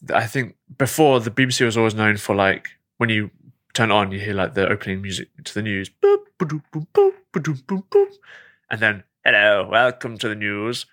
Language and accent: English; England, United Kingdom; This is me as an English person